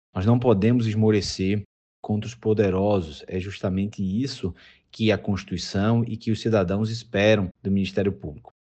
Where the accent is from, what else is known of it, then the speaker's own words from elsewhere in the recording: Pernambuco, Brazil; moved away as an adult; now in Canoinhas, Brazil; não sou natural de Santa Catarina, sou natural de Pernambuco e vim aqui há oito anos